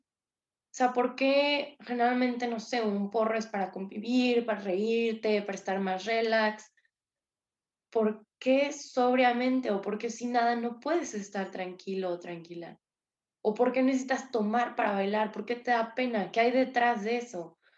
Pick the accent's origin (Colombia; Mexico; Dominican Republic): Mexico; San Luis Potosí; Yo soy de San Luis Potosí